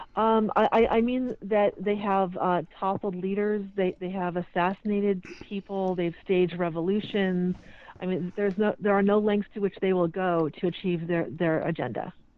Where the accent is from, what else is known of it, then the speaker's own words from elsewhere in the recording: California, United States; moved away as an adult; also born or lived in England; I'm originally from California